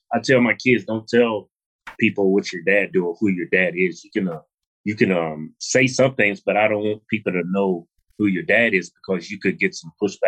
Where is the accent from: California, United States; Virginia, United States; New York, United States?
Virginia, United States; Martinsville; I'm not from Long Beach. I'm from Martinsville, Virginia.